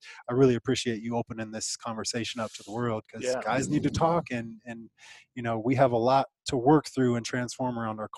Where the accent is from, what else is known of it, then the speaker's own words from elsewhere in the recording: Thornton, Colorado, United States; I come from Colorado, Thornton, Colorado, just north of Denver.